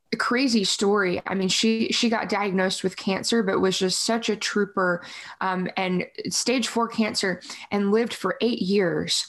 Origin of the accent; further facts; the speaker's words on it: Yorktown, Virginia, United States; moved away as an adult; also born or lived in Tulsa, Oklahoma; now in Nashville, United States; I grew up in Virginia